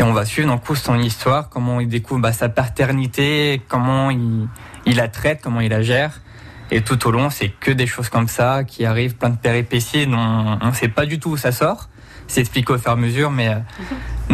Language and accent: French; Val-d'Oise, Paris region, Île-de-France, France; also born or lived in Charente; now in Poitiers, France; Moi, je suis, je né dans le Val d'Oise, en région parisienne. Je suis atterri en Charente